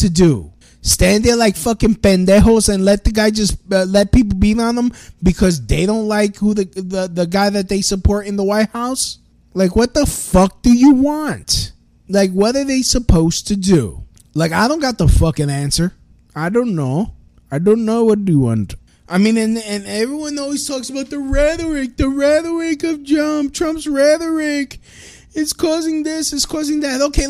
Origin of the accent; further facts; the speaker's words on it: United States; also born or lived in New York City; I'm an American